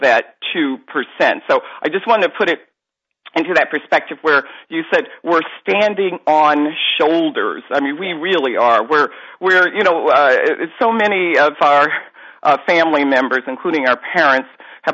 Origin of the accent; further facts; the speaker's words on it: the North, United States; I grew up in the North, okay, and we have no cotton fields here